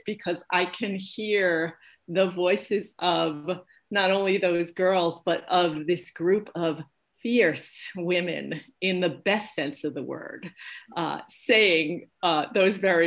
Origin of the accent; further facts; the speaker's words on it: New York, United States; moved away as an adult; also born or lived in New Hampshire; now in Maine, United States; I was born and raised in Brooklyn